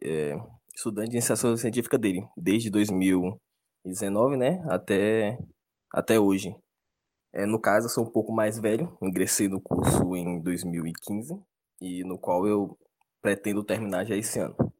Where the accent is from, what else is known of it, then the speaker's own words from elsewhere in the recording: Feira de Santana, Bahia, Brazil; moved away; Eu sou nascido em Feira de Santana